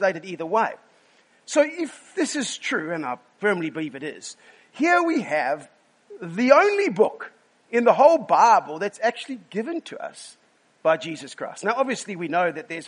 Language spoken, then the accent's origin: English; South Africa; we are sarcastic from South Africa